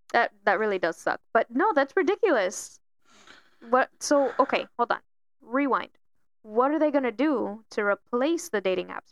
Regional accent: Miami, Florida, United States; moved away; I'm originally, you know, born and raised in Miami

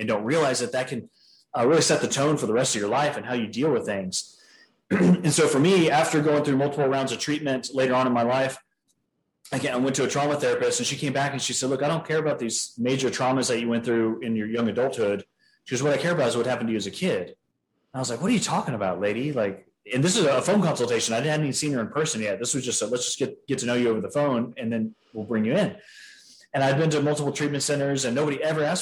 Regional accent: San Antonio, Texas, United States; I was born and raised in San Antonio, Texas

